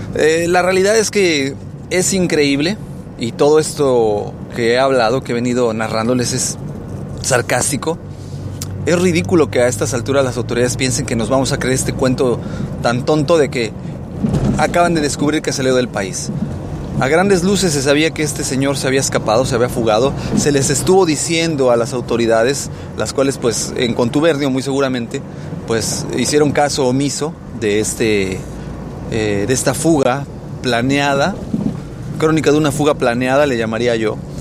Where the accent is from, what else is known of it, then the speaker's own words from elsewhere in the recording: Mexico; como mexicanos